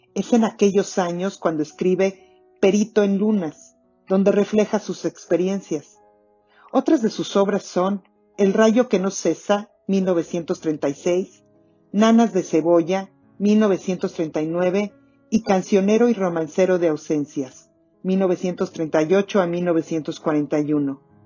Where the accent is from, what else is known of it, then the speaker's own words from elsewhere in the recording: Mexico; now in Toronto, Canada; Soy mexicana y me escuchan desde Toronto, en Canadá